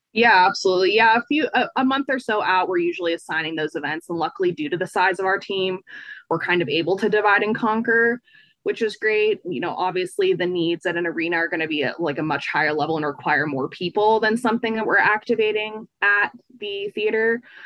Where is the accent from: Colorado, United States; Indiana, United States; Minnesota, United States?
Colorado, United States; Fort Collins; I'm from Fort Collins, which is like an hour north of Denver.